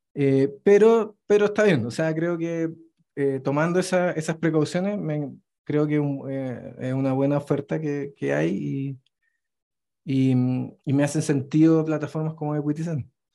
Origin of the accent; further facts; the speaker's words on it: Chile; moved away as an adult; now in Mexico City, Mexico; estoy viviendo actualmente en Ciudad de México, pero vengo de Chile